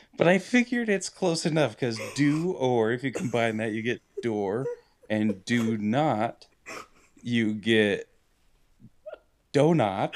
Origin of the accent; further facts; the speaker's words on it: Utah, United States; now in Idaho, United States; we come from Utah